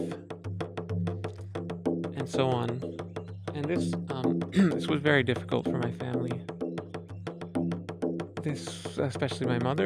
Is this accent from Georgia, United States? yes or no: no; Philadelphia, Pennsylvania, United States; I grew up in Philadelphia, Pennsylvania